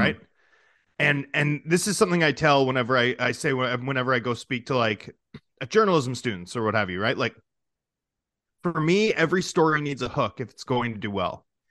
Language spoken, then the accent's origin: English; Vancouver, British Columbia, Canada; also born or lived in Toronto; I went to the University of Toronto after growing up in Vancouver